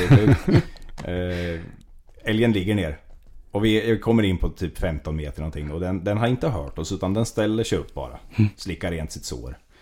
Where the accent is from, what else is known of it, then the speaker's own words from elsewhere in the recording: Västervik, Kalmar County, Sweden; also born or lived in Gamleby; född och uppvuxen nordöstra Småland i Västervik